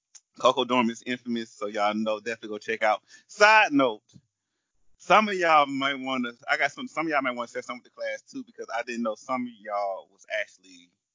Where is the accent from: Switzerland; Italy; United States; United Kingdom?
United States; the South; we're from the South